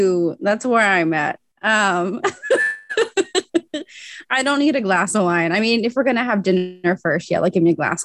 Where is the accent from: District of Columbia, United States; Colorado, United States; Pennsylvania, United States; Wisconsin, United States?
Pennsylvania, United States; Central; I'm from Central Pennsylvania